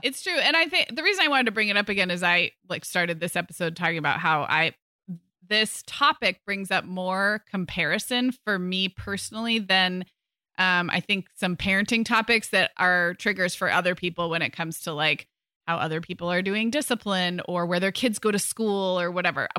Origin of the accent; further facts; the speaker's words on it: California, United States; moved away as an adult; also born or lived in Chicago; when I moved from California to Chicago for college